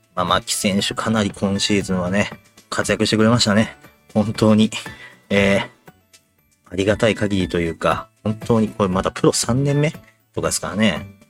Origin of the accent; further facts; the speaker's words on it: Yokohama, Kanagawa, Japan; 僕、親父も僕、まあ、横浜出身なんですけども